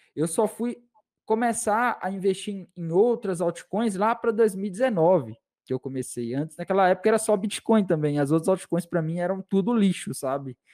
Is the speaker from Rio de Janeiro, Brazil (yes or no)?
no; Minas Gerais, Brazil; Eu sou de Minas Gerais